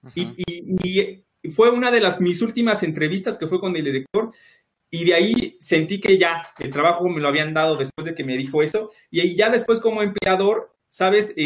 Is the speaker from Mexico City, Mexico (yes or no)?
yes; Mexico City, Mexico; yo soy de Iztapalapa